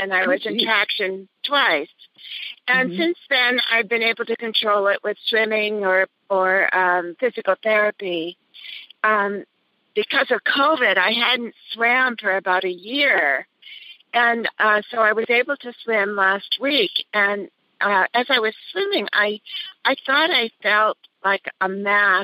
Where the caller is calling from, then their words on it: Cambria, California, United States; I'm calling from Cambria, California